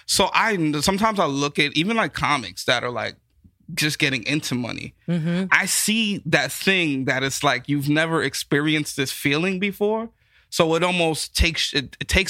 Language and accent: English; New York City, New York, United States; moved away; also born or lived in Miami Beach, Florida; I'm from the Bronx.